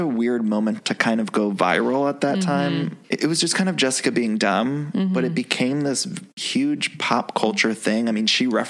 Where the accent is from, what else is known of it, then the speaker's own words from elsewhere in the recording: Ohio, United States; I'm from Ohio as well.